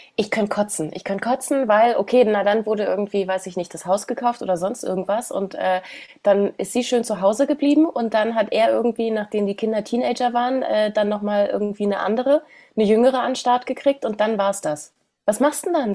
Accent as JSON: {"language": "German", "region": "Berlin", "country": "Germany", "tie": "born or raised there", "said": "Ich komme aus Berlin. Also okay, auch West-Berlin ist total anders"}